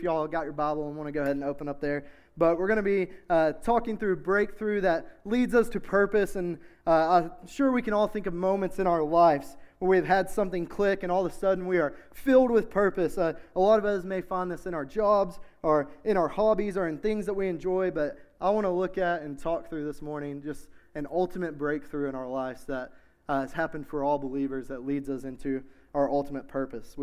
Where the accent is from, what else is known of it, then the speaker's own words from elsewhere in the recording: Knoxville, Tennessee, United States; I grew up in South Knoxville. I'm a South Knoxville boy